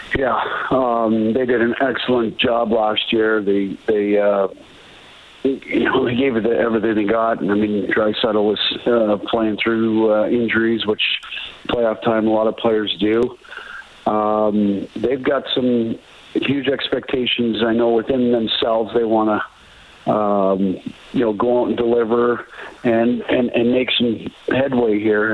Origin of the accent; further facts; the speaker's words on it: Banff, Alberta, Canada; growing up in Banff